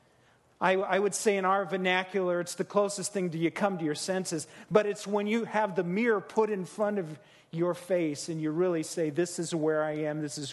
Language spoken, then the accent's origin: English; Midwest, United States; I'm from the Midwest